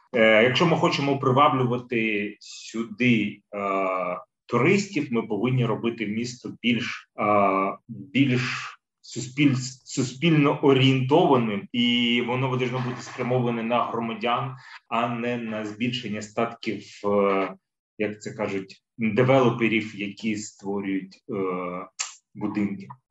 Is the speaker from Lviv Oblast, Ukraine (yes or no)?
no; Kyiv, Ukraine; я, як киянин з більш ніж 30-річним стажем